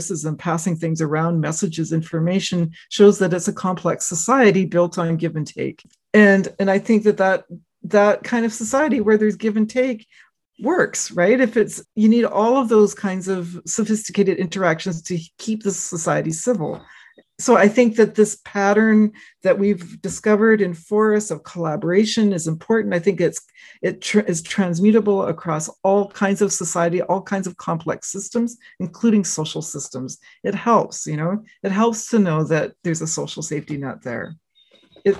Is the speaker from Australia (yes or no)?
no; Canada; also born or lived in United States; I'm from Canada